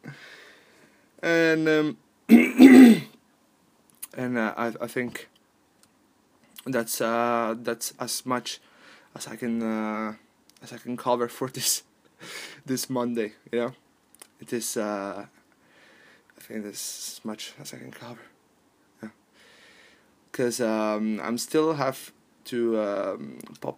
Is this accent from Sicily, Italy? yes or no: yes; Palermo, Sicily, Italy; moved away; from Palermo, from my hometown